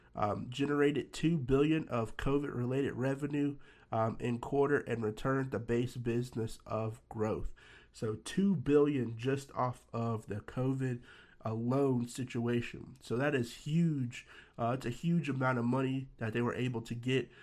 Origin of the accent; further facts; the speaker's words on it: Nashville, Tennessee, United States; my hometown, Nashville, Tennessee